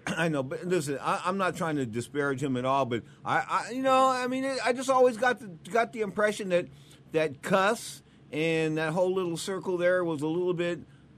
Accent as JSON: {"language": "English", "town": "San Francisco", "region": "California", "country": "United States", "said": "I'm from San Francisco"}